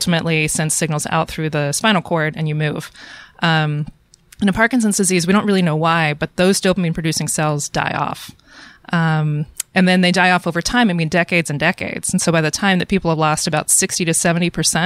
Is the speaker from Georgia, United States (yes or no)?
yes; Atlanta, Georgia, United States; moved away as an adult; now in Portland, United States; I grew up in Atlanta. I went to school in Atlanta, and I worked in a lab in Atlanta